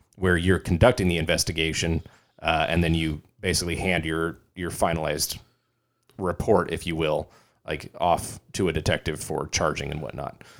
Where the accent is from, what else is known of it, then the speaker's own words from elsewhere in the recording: California, United States; I'm from California